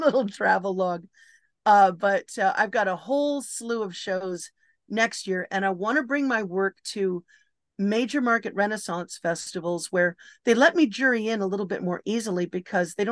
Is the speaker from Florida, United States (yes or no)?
no; Los Angeles, California, United States; I'm from Los Angeles